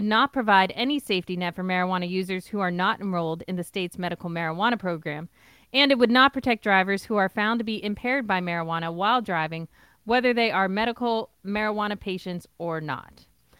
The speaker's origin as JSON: {"language": "English", "town": "Pittsburgh", "region": "Pennsylvania", "country": "United States", "tie": "born or raised there", "said": "the Pittsburgh Post-Gazette, my hometown."}